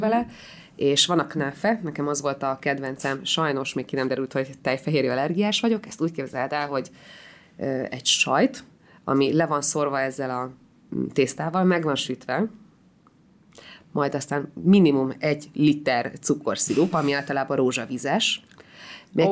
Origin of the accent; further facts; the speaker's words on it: Hungary; also born or lived in Israel; magyar vagyok